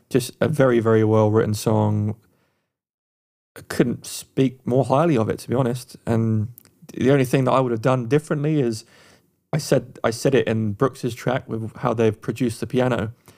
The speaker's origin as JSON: {"language": "English", "region": "England", "country": "United Kingdom", "moved": "yes", "lives_now": "United States", "said": "being Eng, an Englishman in America, I don't hear my own accent a lot"}